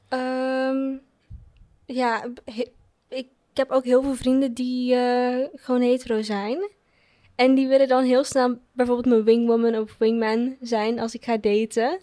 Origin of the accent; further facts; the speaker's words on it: Curaçao; now in Netherlands; ik ben opgegroeid op Curaçao